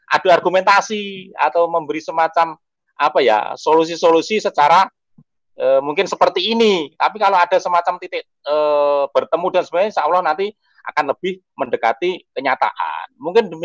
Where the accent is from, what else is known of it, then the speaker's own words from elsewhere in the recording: Ngawi, East Java, Indonesia; Saya dari Ngawi orang tengah hutan.